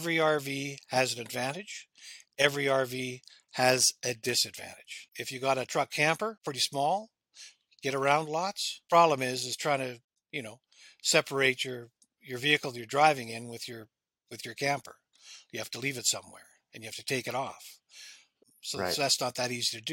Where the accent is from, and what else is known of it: Canada